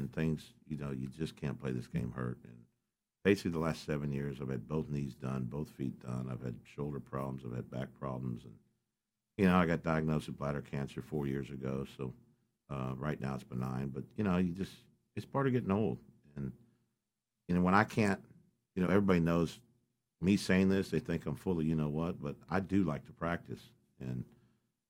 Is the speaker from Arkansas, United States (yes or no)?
yes; Dardanelle, Arkansas, United States; Darnell, Arkansas